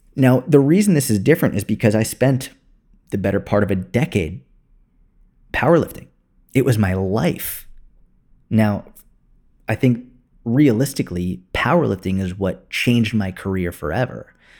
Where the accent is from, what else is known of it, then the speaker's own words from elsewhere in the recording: Boston, Massachusetts, United States; moved away as an adult; also born or lived in Tel Aviv, Israel / New York City; I went back to Boston, which is where I grew up